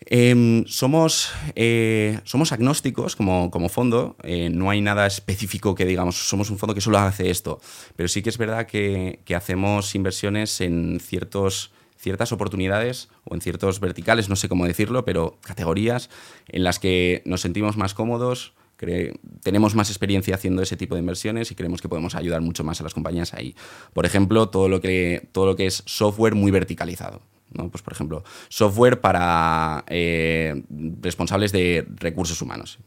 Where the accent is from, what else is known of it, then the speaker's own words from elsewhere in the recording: Valencia, Valencian Community, Spain; valenciano, eh, nací allí